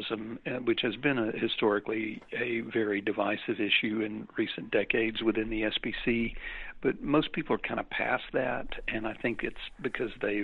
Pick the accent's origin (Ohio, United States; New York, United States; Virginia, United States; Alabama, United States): Alabama, United States; Birmingham; Birmingham, which is my hometown